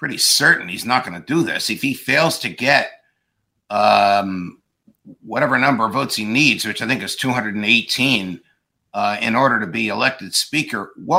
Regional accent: New Jersey, United States; my home state in New Jersey

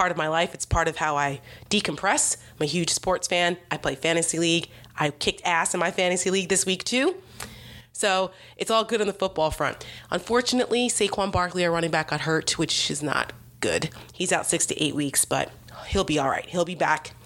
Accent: New Jersey, United States; I grew up in Jersey, 15 minutes from Giants Stadium

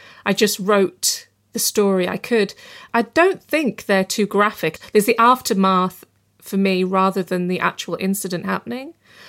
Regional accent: Bradford, Yorkshire and the Humber, United Kingdom; I mean, I grew up in Bradford in West Yorkshire and, you know, a British Pakistani community, and they absolutely care about that city.

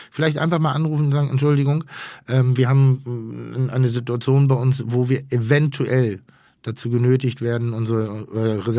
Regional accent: Schleswig-Holstein, Germany; denn ich komme ja aus Schleswig-Holstein.

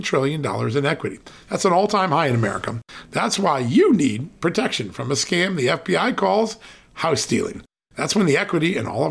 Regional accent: Connecticut, United States; moved away; That's my old hope, state Connecticut

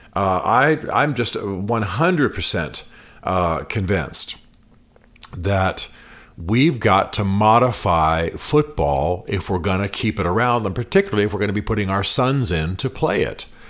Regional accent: United States; Washington Post Jerry Brewer, he's one of the guy writes for my hometown paper

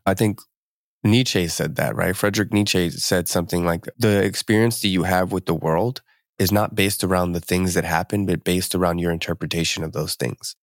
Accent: Camden, New Jersey, United States; now in West Coast, United States; I grew up in Camden. I was, I'm, I wasn't born there, but I was, I spent, I think we moved there when I was, like, five

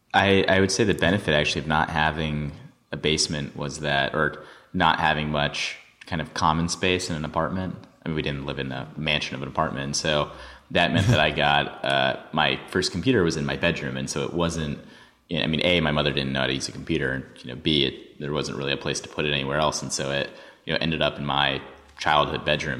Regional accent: New York, United States; growing up in New York

